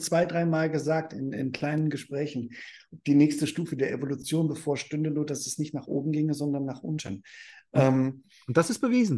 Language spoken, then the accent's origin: German; Germany; ich bin Deutscher. Und ich habe auch noch einen amerikanischen Pass.